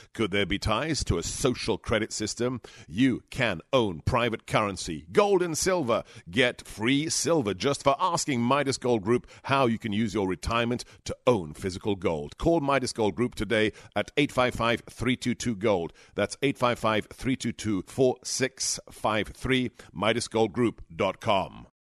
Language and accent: English; London, United Kingdom; moved away; the forty years since I was a child growing up in West London